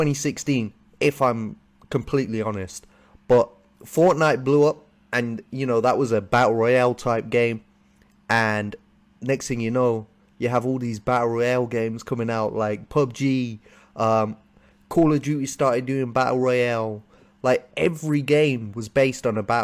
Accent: United Kingdom; I'm from the UK. You can tell we got a bit of a different accent

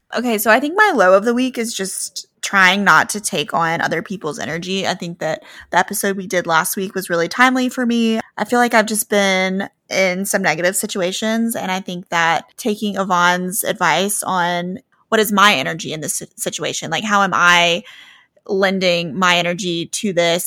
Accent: Oxford, Mississippi, United States; We are home for Thanksgiving

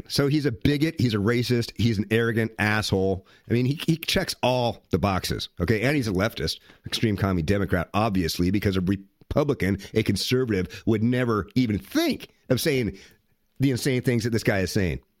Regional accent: Saginaw, Michigan, United States; also born or lived in Flint; I'm from Saginaw, spent a lot of time in Flint. I've never seen this many white people in Flint in my life.

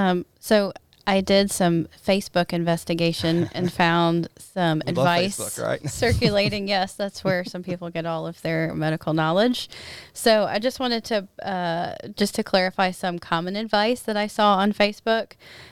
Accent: Ohio, United States; I know I'm from Ohio originally, and there I still get a lot of notifications from that area.

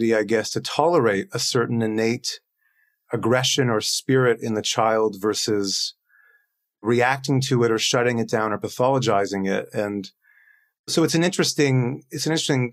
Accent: Toronto, Ontario, Canada; moved away as an adult; now in Stockholm, Sweden; I live and work in Stockholm in Sweden. I'm from Toronto, but we moved here.

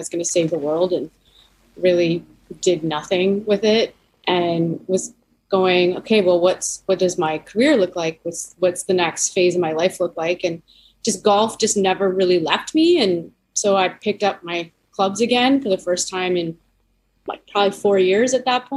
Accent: Leamington, Ontario, Canada; now in Western Canada; I'm an Ontario girl. So I grew up in Leamington, which is a small town. It's about 30 minutes from Windsor.

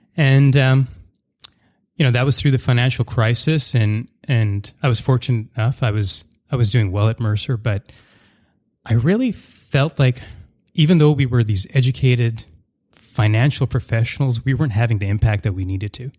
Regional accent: Surrey, British Columbia, Canada; also born or lived in Montreal; I grew up in Surrey and an area in Surrey called Wally.

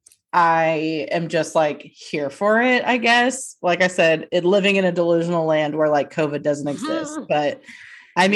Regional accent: North Texas, United States; we are from the North Texas area

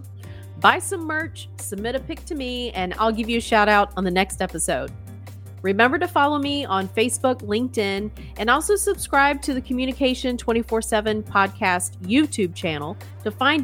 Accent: United States; As an American

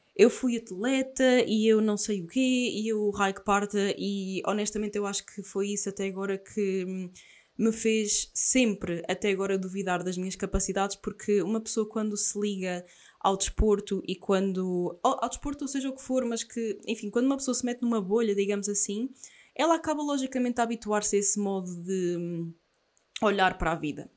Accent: Aveiro, Centro, Portugal; sou de Aveiro

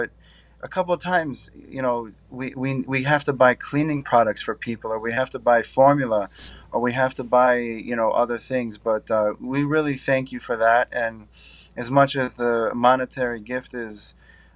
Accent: Syracuse, New York, United States; I grew up upstate New York in Syracuse.

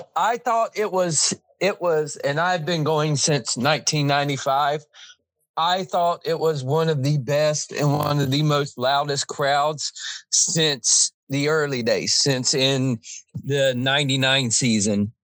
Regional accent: Jacksonville, Florida, United States; We're from Jacksonville, Florida

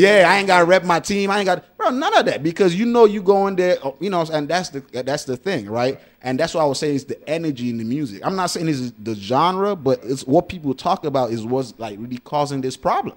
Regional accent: Nigeria; I'm Nigerian

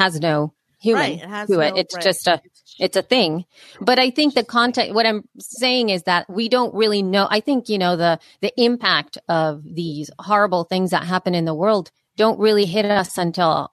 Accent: El Salvador; moved away; when I was growing up in El Salvador and there was a civil war

